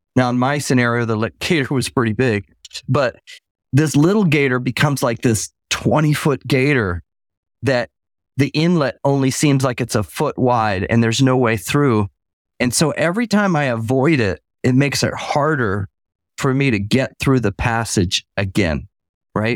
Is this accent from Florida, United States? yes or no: yes; Tampa, Florida, United States; also born or lived in Michigan; now in Southeast Georgia, United States; growing up in Tampa as a kid